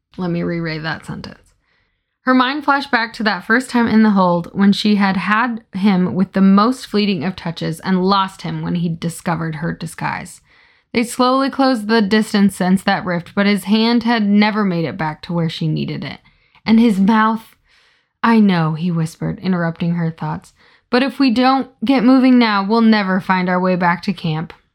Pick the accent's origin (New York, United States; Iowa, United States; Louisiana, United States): Iowa, United States; I'm from Iowa